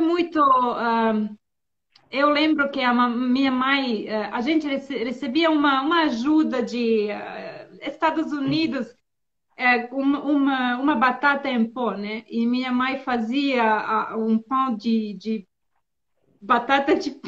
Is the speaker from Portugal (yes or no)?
no; Bosnia & Herzegovina; first language Serbo-Croatian; Portuguese is a second language; also born or lived in Finland / Serbia / São Paulo, Brazil; now in Turkey; eu nasci na Bósnia e na, é, quando eu tinha 10 anos, é, a guerra começou